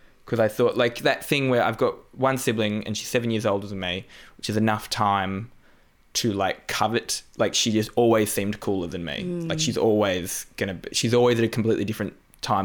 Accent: Newcastle, New South Wales, Australia; moved away; I grew up in Newcastle, which is, like, it's actually pretty similar to the Newcastle of the UK

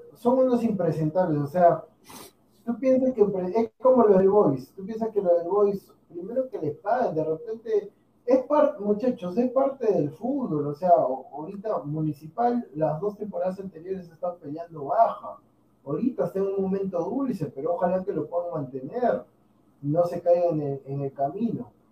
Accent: Peru; somos peruanos

